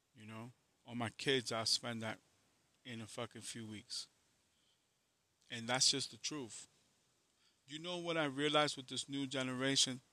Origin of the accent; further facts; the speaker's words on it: New York, United States; I'm from New York